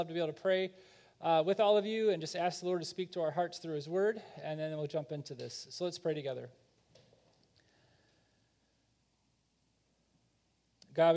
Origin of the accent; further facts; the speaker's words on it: Chicago, Illinois, United States; I'm from Chicago.